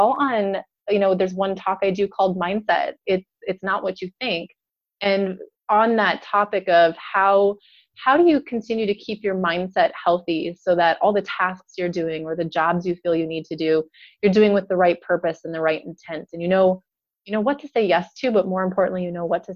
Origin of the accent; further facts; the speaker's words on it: North Dakota, United States; moved away as an adult; also born or lived in Minneapolis, Minnesota; now in Indiana, United States; I'm originally from North Dakota